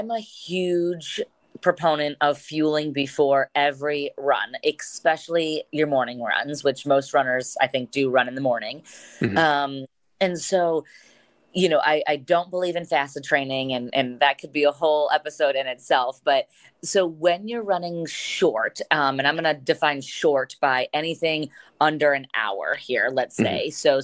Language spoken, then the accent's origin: English; Medina County, Ohio, United States; I am born and raised in Medina County, which is just south of Cleveland.